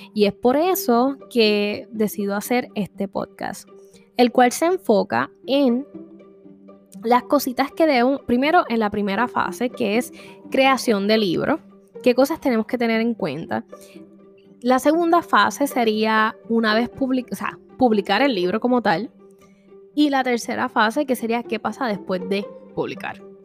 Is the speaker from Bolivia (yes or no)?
no; Vega Baja, Puerto Rico; soy originalmente de Vega Baja, Puerto Rico.